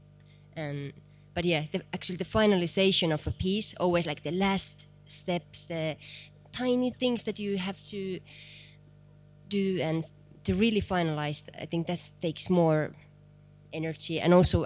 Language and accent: English; East part of Finland, Eastern Finland, Finland; English is a second language; I'm from East part of Finland.